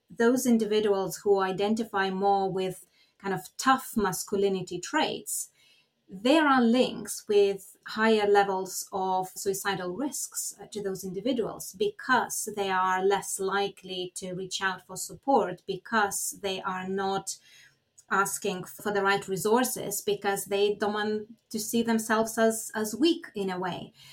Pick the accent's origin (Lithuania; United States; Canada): Lithuania; now in United Kingdom; I'm originally from Lithuania